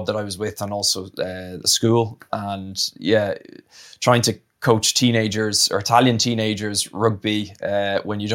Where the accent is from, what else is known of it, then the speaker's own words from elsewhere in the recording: Ireland; moved away as an adult; also born or lived in Italy; I grew up in Ireland, represented under 20s and all that sort of stuff, so that was obviously my home union